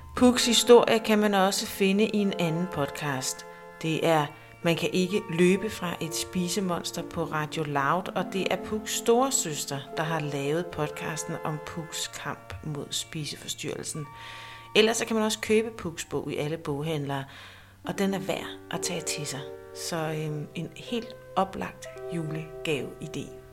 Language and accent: Danish; Næstved, Zealand, Denmark; moved away; jeg er født og opvokset i Næstved